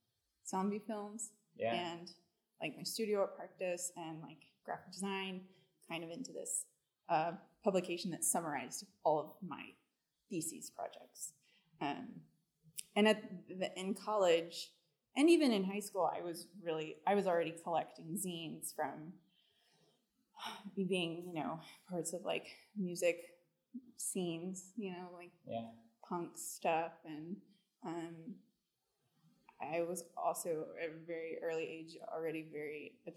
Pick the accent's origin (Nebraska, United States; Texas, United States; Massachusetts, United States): Texas, United States; Dallas; moved away as an adult; also born or lived in Southern California / Chicago; now in Memphis, United States; I grew up in Dallas, Texas